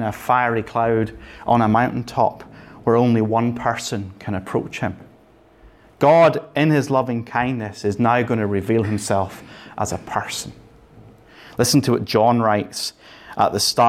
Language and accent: English; Northern Ireland, United Kingdom; I grew up in Northern Ireland.